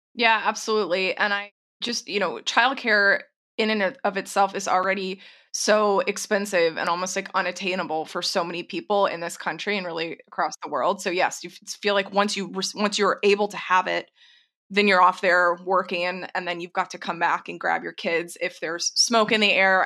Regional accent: Texas, United States; moved away; I grew up in Tornado Alley. I'm from Texas originally

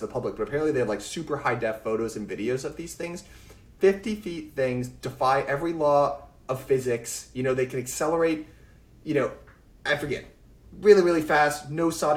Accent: Massachusetts, United States; I grew up in Massachusetts

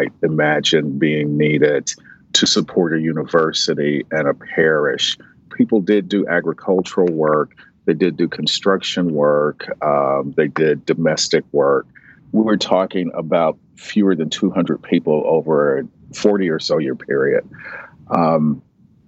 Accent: United States; as an American, as a Black American who's descended from enslaved people

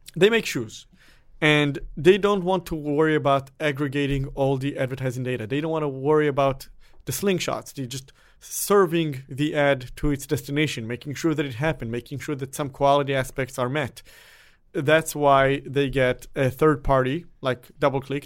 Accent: Israel; moved away; I am originally from Israel, where everyone has to go to the military.

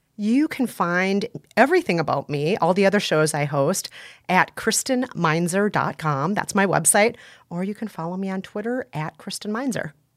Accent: Minnesota, United States; I was, uh, raised in a very white part of Minnesota

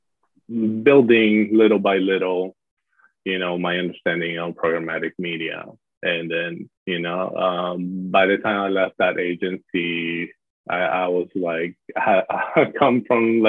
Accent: Miami, Florida, United States; also born or lived in Panama; I was born in Panama, so I'm from the U.S., but I have spent most of my life living in Miami, Florida

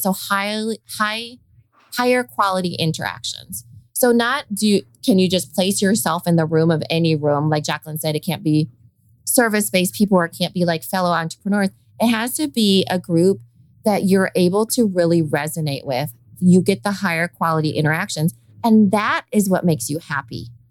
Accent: Iowa, United States; accent: Valley girl; I sound like a Valley girl too. And I'm from Iowa

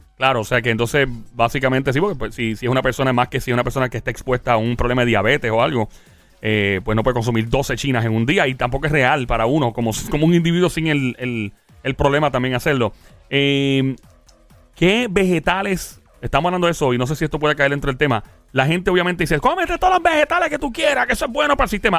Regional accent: Puerto Rico; moved away; also born or lived in New York, United States; Soy ex diáspora boricua. Con mucho orgullo puedo decir que soy ex diáspora. Y regresé a mi país

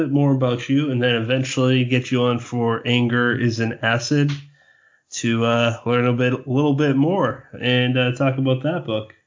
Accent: Massachusetts, United States; I'm from Massachusetts

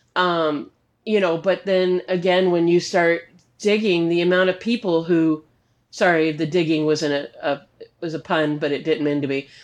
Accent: Arizona, United States; moved away as an adult; now in Missouri, United States; I grew up in Arizona

